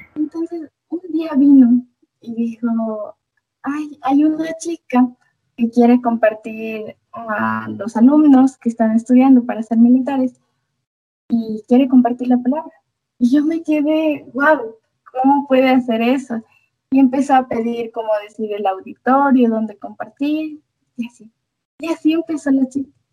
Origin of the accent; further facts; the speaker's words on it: Ecuador; also born or lived in Latacunga, Ecuador; soy de Ecuador, específicamente estoy viviendo en La Tacunga